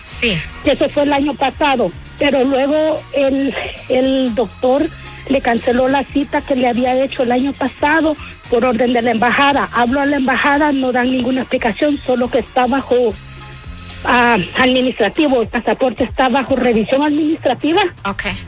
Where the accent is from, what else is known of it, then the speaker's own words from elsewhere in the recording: El Salvador; now in United States; soy de El Salvador